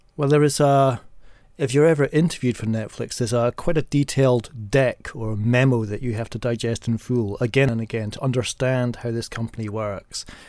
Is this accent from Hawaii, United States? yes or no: no; New York, United States; now in United Kingdom; as an American and as a New Yorker